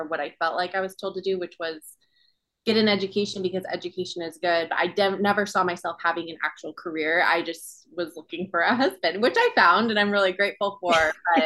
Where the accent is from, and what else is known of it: Provo, Utah, United States; born or raised there; also born or lived in Hawaii